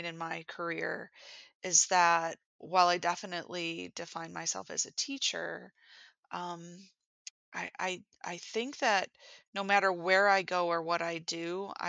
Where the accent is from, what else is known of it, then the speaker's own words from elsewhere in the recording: Buffalo, New York, United States; I am from Buffalo, New York, where I am an instructional designer